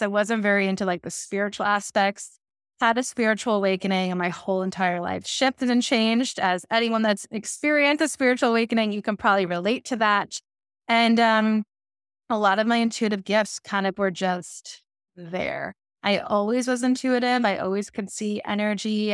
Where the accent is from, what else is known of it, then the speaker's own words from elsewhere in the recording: Long Island, New York, United States; I'm originally from Long Island, New York